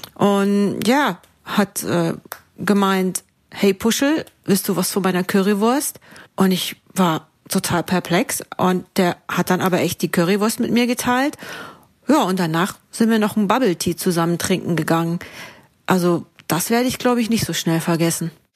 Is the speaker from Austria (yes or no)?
no; Thuringia, Germany; now in Munich, Germany; in München, wo ich wohne. Ursprünglich komme ich aber aus Thüringen